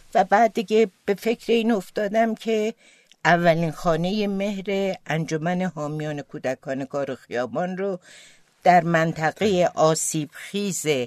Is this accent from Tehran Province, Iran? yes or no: yes; Tehran, Tehran Province, Iran; first language Azerbaijani; Persian is a second language; also born or lived in Vienna, Austria; توی یک خانواده اصیل آذربایجانی ولی در تهران متولد شدم